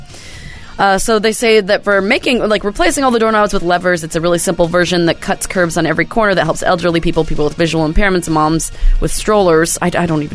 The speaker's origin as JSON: {"language": "English", "area": "the Northwest", "region": "Pacific Northwest", "country": "United States", "tie": "born or raised there", "said": "I grew up in the Northwest."}